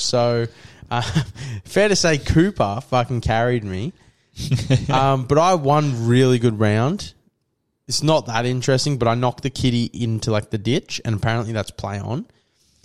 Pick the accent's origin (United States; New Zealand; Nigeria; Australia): Australia; Gold Coast, Queensland; I'm from the Gold Coast is pretty close to Brisbane.